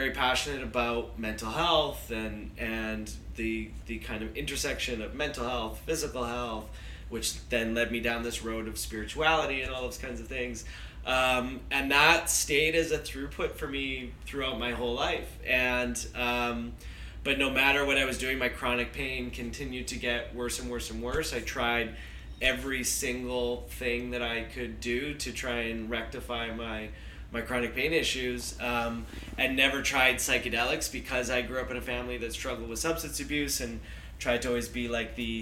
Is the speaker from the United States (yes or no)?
no; Vancouver, British Columbia, Canada; I grew up in Vancouver